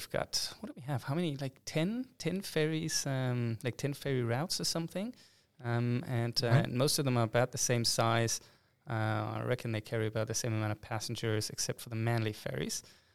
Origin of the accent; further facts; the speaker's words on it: Hamburg, Germany; English is a second language; See, I'm from Hamburg. We had our own opera disaster where I think the original quote went about 10 times over or something.